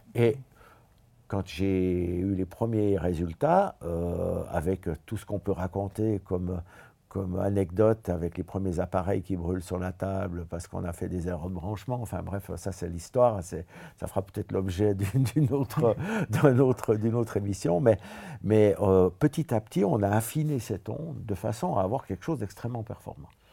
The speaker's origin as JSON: {"language": "French", "country": "Switzerland", "said": "je viens de la Suisse"}